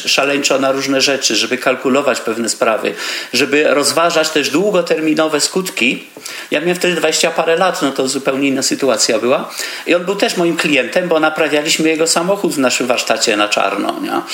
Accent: Poland; moved away as an adult; also born or lived in Vienna, Austria; wyjechałem z Polski, jako taki ciemny chłopaczek

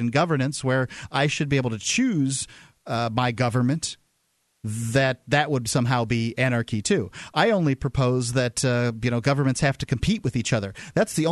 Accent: Florida, United States; moved away; Florida, my home state

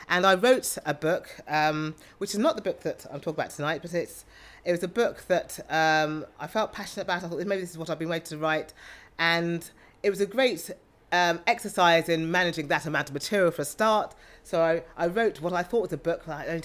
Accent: South East England, United Kingdom; also born or lived in London / Oxfordshire; I have always really lived in the home counties, bar a few years at university at King's.

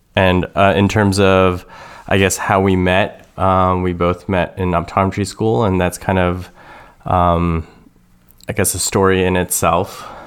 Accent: Toronto, Ontario, Canada; moved away as an adult; I was born and raised in Toronto, Canada.

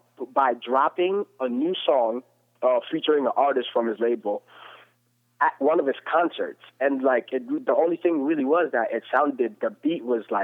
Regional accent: East Coast, United States; I'm from the East Coast

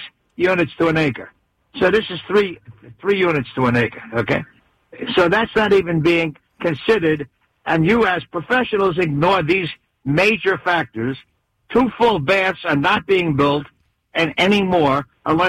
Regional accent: New York City, New York, United States; moved away; I'm from the Bronx, but I lived here 40 years

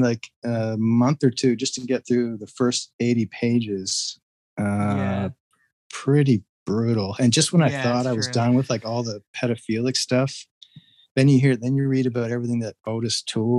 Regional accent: Canada; also born or lived in Ontario; I'm Canadian, by the way, living in Ontario, just a little east of Toronto.

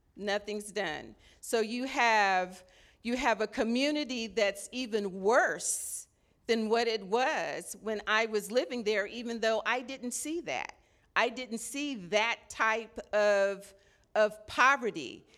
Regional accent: Los Angeles, California, United States; now in Sacramento, United States; I'm originally from Los Angeles, so I'm a L A native

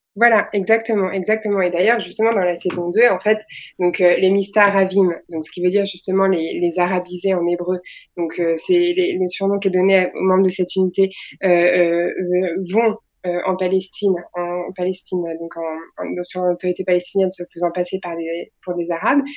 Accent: France; on est est des Français

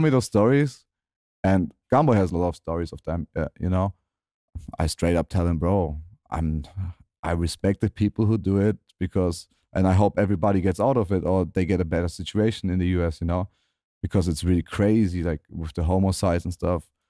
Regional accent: Germany; my hometown in Germany.

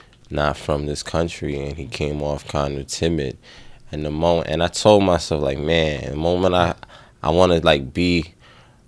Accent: United States; we grew up in America, we grew up with the Western shit

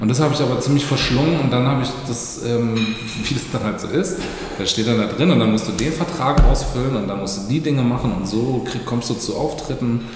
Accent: Freiburg, Baden-Württemberg, Germany; moved away as an adult; ich bin ja aufgewachsen in Freiburg

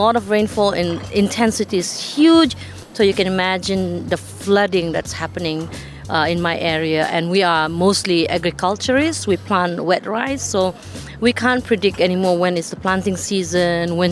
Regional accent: Sabah, Malaysia; I come from the Katazan community. Katazan community, we live in the island of Borneo. I'm from the state of Sabah, Malaysia

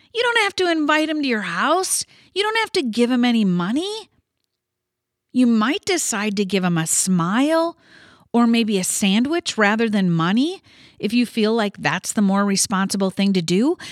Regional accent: Midwest, United States; I was born and raised in the Midwest

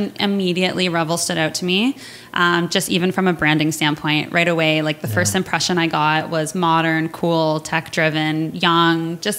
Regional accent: Kitchener, Ontario, Canada; I ended up in Kitchener, which is my hometown

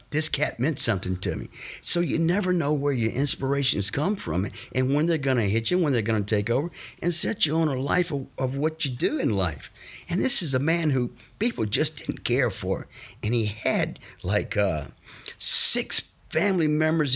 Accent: Fayette, Mississippi, United States; moved away as an adult; also born or lived in Los Angeles; I was born and raised in Fayette, Mississippi, a little small town between, uh, Natchez and Vicksburg

